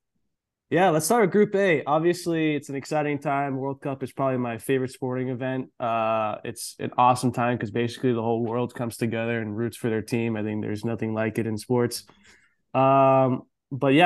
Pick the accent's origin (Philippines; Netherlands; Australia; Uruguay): Netherlands; I'm from the Netherlands